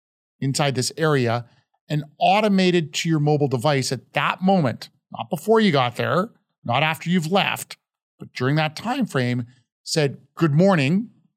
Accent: Calgary, Alberta, Canada; now in United States; So certainly we grew up in Calgary, right?

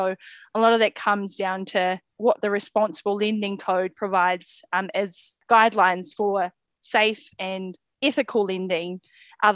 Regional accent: Auckland, New Zealand; I grew up in South Auckland

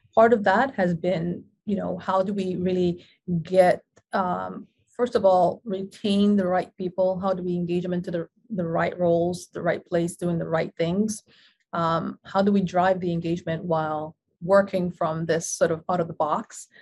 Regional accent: Panama; now in New York, United States; an implant from across the world, originally born and bred in Panama

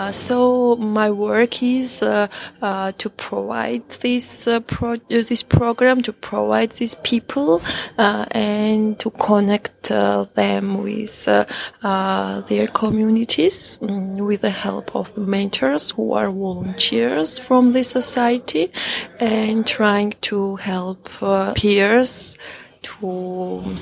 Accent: Georgia; English is a second language; Uh, I'm from Georgia I live in Tbilisi

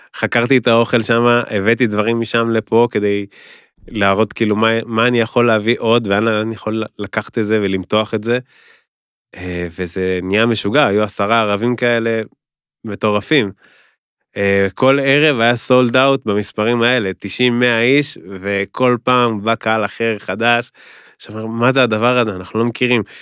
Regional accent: Kfar Saba, Central District, Israel; moved away as an adult; now in Tel Aviv, Israel; אני יליד כפר סבא, נולדתי, גדלתי בכפר סבא

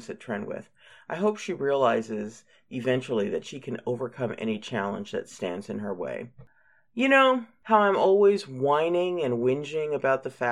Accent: United States; accent: American; my awful American accent

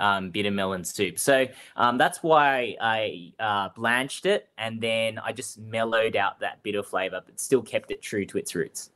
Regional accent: Melbourne, Victoria, Australia; I grew up and was born and raised in Spring Vale

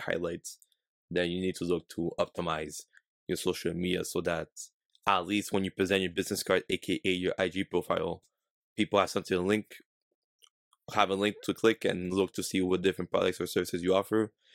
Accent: Canada; we're from Canada, that we're not from, like, a big city like New York, Miami

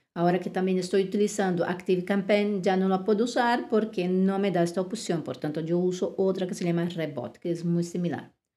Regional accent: Brazil; now in Spain; en Brasil, mi país de origen

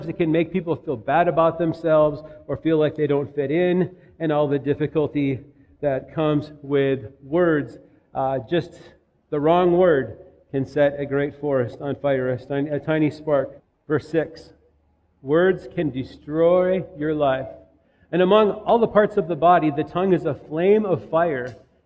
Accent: Minnetonka, Minnesota, United States; moved away; also born or lived in Tennessee; Minnetonka, Minnesota

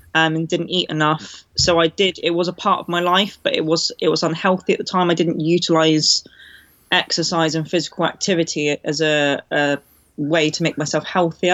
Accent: Cornwall, South West England, United Kingdom; also born or lived in London; I moved back down to Cornwall to stay with my mum

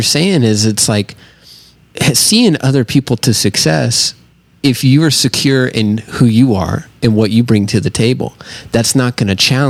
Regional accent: Southern United States, United States; I'm from the South, so

